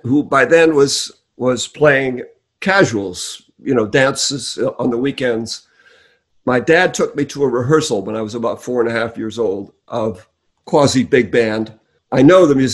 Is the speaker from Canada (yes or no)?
yes; New Westminster, British Columbia, Canada; now in Los Angeles, United States; I'm originally Canadian.